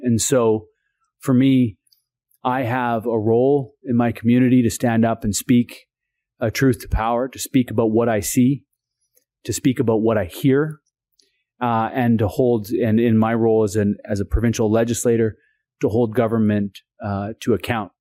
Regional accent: Brentwood Bay, British Columbia, Canada; born and raised on Chautauqua Village, uh, in the Husaynich Territory. It's Sartla First Nation

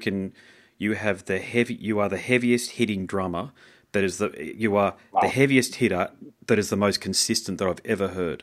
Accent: Australia; I'm from Australia

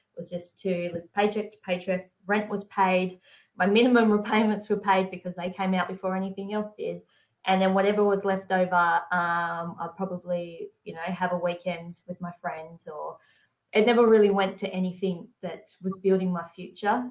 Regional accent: Hobart, Tasmania, Australia; I grew up in Hobart

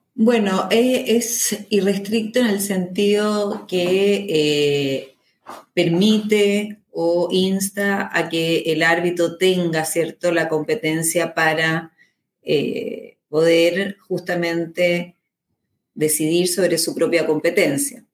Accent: Chile; mi país, por ejemplo en Chile

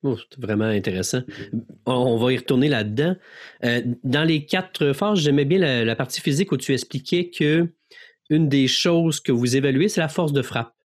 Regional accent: Quebec, Canada

